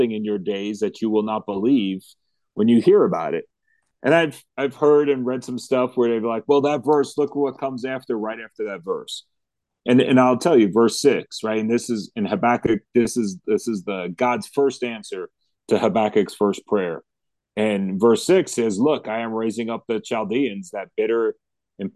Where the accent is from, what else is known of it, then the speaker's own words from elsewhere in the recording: United States; as American Christians